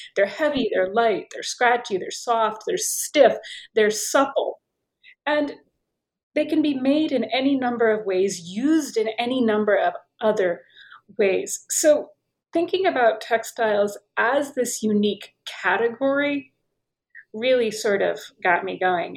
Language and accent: English; United States; accent: American; moved away as an adult; also born or lived in Paris / Tunisia / Turkey / Oxford; I'm American, perhaps you can tell by my accent